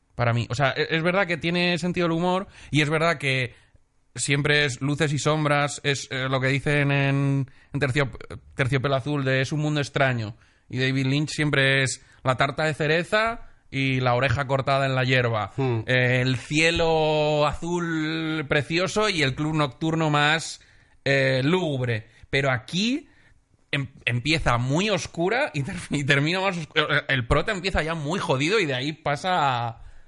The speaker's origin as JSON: {"language": "Spanish", "town": "Benidorm", "region": "Valencian Community", "country": "Spain", "tie": "born or raised there", "moved": "yes", "said": "en mi pueblo hay un festival de cine."}